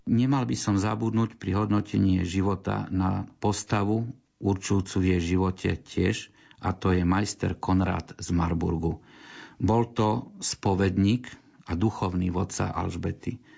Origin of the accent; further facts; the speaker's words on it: Košice, Košice Region, Slovakia; my sme tu Košičania, ja som odtiaľ z Košic